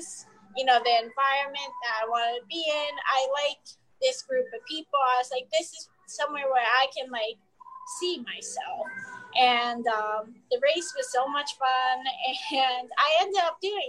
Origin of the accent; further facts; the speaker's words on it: New Jersey, United States; moved away as an adult; moving back down to the area that I grew up in New Jersey